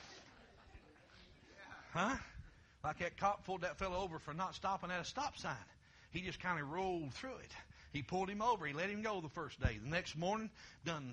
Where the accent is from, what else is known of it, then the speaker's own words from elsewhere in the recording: Kentucky, United States; now in Ohio, United States; I'm originally from Kentucky